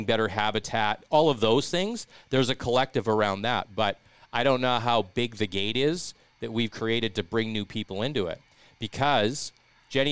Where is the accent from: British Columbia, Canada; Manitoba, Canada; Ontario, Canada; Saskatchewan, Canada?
Saskatchewan, Canada; Regina; moved away; I'm from, you know, I'm from Regina